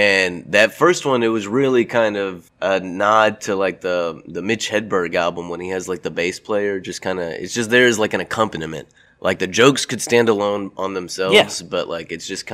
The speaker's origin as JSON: {"language": "English", "town": "Lake Jackson", "region": "Texas", "country": "United States", "tie": "born or raised there", "moved": "yes", "said": "I'm from Lake Jackson, Texas, home of …, Buc-ee's, and Ron Paul"}